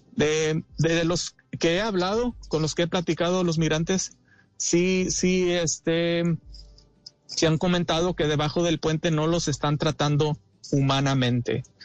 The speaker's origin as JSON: {"language": "Spanish", "town": "Fort Stockton", "region": "Texas", "country": "United States", "moved": "yes", "lives_now": "Ciudad Acuña, Mexico", "said": "Yo soy de eh, Fort Stockton, Texas, en Estados Unidos. Actualmente resido aquí en Ciudad Acuña, eh, Coahuila, México"}